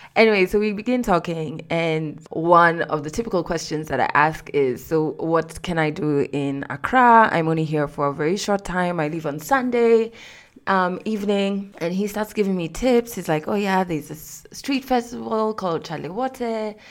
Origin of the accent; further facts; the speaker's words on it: Kenya; I'm from Kenya, I'm not from Ghana.